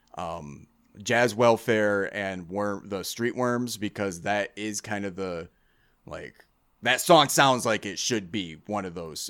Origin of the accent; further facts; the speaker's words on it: United States; I'm American.